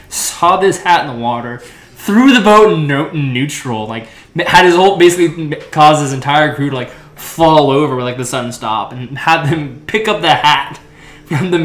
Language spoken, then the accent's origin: English; Alaska, United States; now in Oklahoma, United States; growing up in Alaska